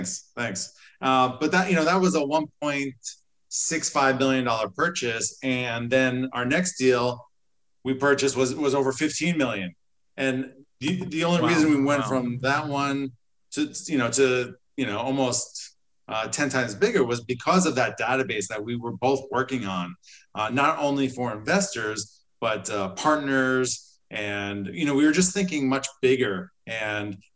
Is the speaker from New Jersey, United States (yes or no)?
yes; New Jersey, United States; I've always been an entrepreneur since I was a child growing up in New Jersey